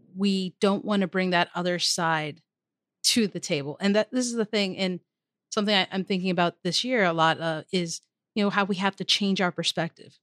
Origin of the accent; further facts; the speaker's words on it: Maryland, United States; my home state of Maryland